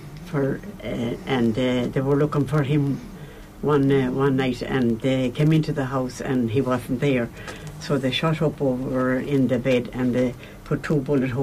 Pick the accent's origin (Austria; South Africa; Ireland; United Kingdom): Ireland; County Roscommon, Connacht; I'm from Lowtown Ballydengan at Low, County Roscommon